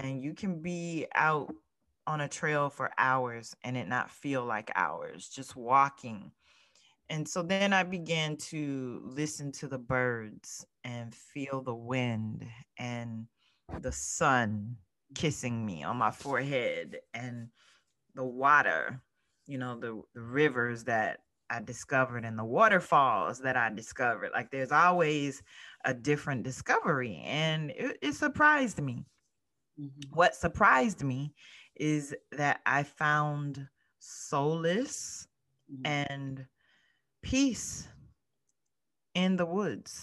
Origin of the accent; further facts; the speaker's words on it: South Florida, United States; now in Mid-Atlantic, United States; I grew up in South Florida. However, I now live in the Mid-Atlantic